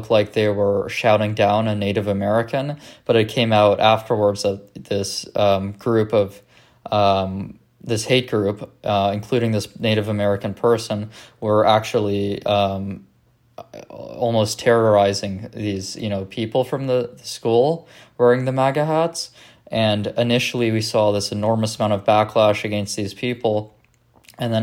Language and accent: English; Canada; being Canadian